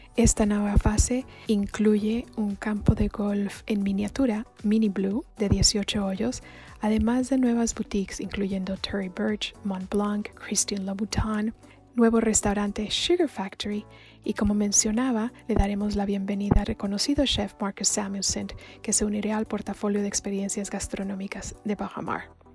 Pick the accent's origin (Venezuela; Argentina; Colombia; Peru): Colombia; also born or lived in Ecuador / Chile; now in Mexico; soy colombiana de nacimiento, pero mexicana de corazón.